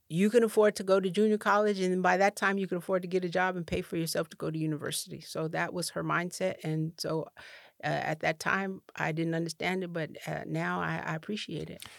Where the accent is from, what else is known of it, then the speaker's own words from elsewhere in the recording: Cheyenne, Wyoming, United States; moved away; also born or lived in Rancho Cordova, California / Ghana; I w, was born and raised in Cheyenne, Wyoming